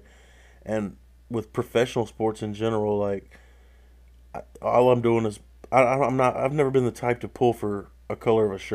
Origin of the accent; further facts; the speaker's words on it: North Carolina, United States; we're both from North Carolina